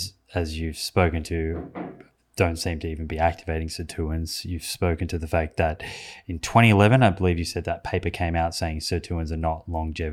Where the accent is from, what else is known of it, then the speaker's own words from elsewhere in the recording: Australia; Well, I'm an Australian, so it might make it easier.